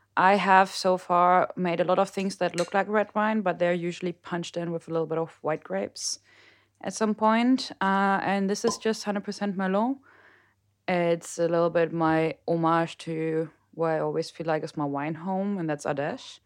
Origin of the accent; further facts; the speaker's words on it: Mönchengladbach, North Rhine-Westphalia, Germany; moved away as an adult; also born or lived in Mosel; now in Rheinhessen, Germany; I am from the beautiful Howard Town off Mönchengladbach